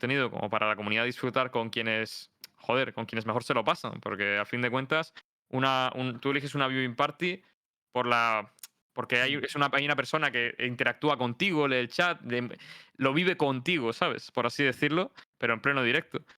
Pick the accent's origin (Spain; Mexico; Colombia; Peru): Spain; no solo que nos beneficia a nosotros como comunidad española, sino también que se vive distinto, tío.